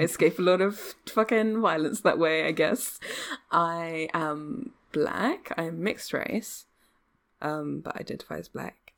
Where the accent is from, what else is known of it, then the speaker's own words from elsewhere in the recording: England, United Kingdom; I'm English